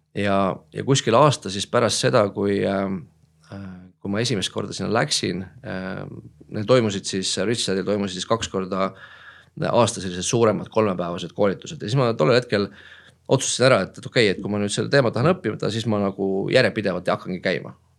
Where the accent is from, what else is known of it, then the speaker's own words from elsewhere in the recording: Tallinn, Harju County, Estonia; olen Tallinnast pärit